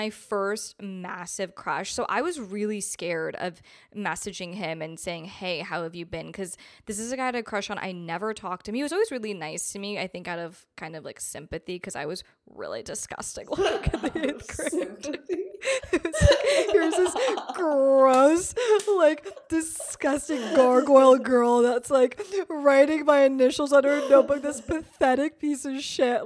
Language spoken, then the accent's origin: English; East Coast, United States; moved away as an adult; now in Los Angeles, United States; We're both from the East Coast and he's living in the same city I'm living